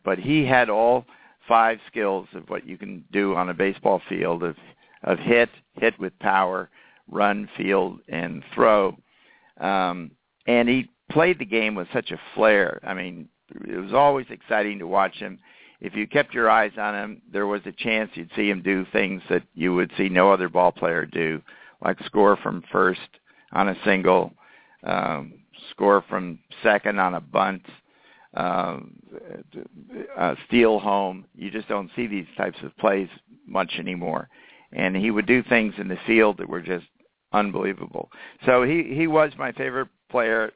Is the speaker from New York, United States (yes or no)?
yes; New York City, New York, United States; I grew up in New York City on uh, 69th Street in Manhattan